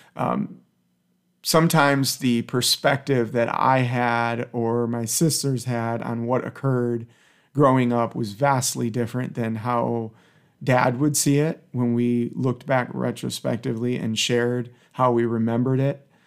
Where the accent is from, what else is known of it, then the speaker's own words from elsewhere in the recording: Detroit, Michigan, United States; I grew up in the Detroit area